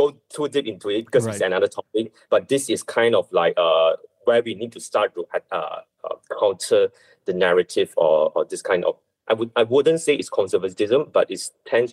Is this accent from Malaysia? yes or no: yes; Malaysia; I'm not just doing for Chinese, I'm doing as a Malaysian